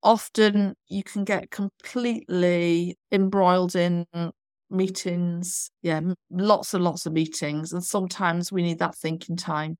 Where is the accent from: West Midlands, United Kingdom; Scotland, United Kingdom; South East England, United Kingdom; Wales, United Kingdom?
Wales, United Kingdom; North; moved away as an adult; also born or lived in Southend / Birmingham / Bournemouth / Doncaster; now in London, United Kingdom; I'm actually from North Wales. I've trained in North Wales.